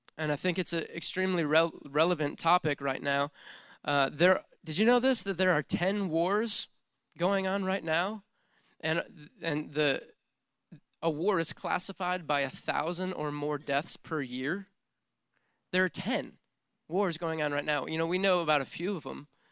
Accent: United States; how good of a life I've had growing up in the United States of America

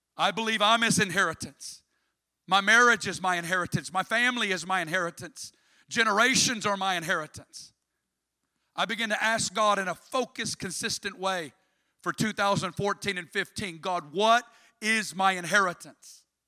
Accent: Arkansas, United States; I'm from Arkansas

